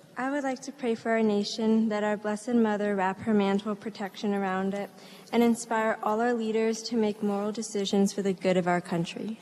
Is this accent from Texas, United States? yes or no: no; Ave Maria, Florida, United States; I'm from Ave. My family lives here